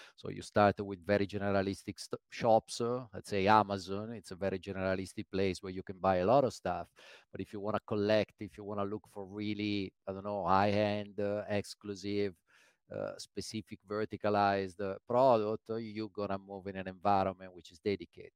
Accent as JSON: {"language": "English", "town": "Milan", "region": "Lombardy", "country": "Italy", "tie": "born or raised there", "also_born_or_lived": "London", "moved": "as an adult", "said": "Born in Milan"}